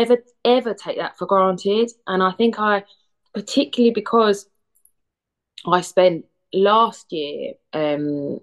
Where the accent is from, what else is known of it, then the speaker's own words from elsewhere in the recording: Medway, South East England, United Kingdom; I grew up in Medway, so the Central Theatre was always our local theatre